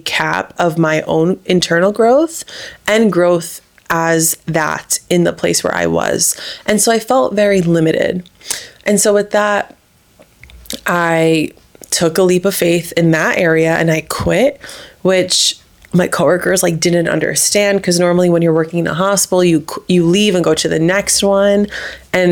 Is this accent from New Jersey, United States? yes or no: yes; New Jersey, United States; moved away as an adult; also born or lived in Miami; now in Austin, United States; I'm from New Jersey, a couple towns away from Marissa